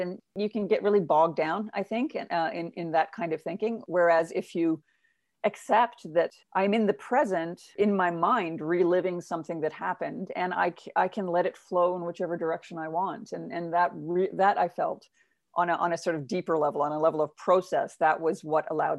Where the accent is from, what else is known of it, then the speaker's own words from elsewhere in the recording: Uganda; people would ask me, as they do, because I'm a woman of color growing up, well, where are you from? And I would say Uganda.